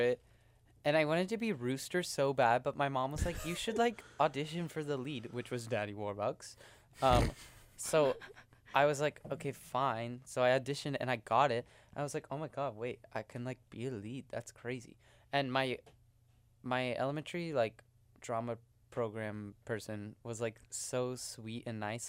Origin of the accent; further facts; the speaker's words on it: Houston, Texas, United States; moved away; I'm from Houston, Texas